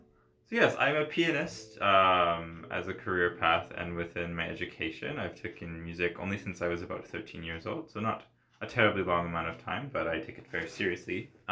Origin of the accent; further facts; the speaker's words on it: Nova Scotia, Canada; I'm from the East Coast, Nova Scotia, so lots of fiddling and like Celtic music.